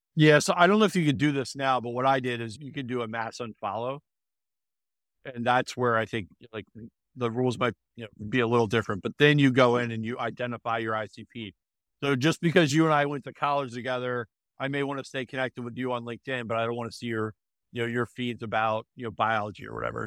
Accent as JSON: {"language": "English", "region": "Delaware", "country": "United States", "tie": "born or raised there", "said": "I grew up in, uh, Delaware, Delaware, went to University of Delaware"}